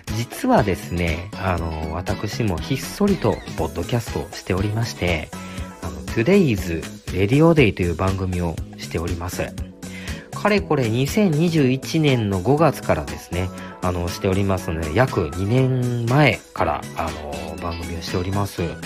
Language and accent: Japanese; Osaka, Japan; 大阪出身でございます